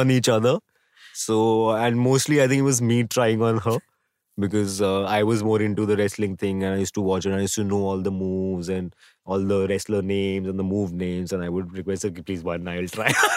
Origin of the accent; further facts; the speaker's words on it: Delhi, India; I was born in Delhi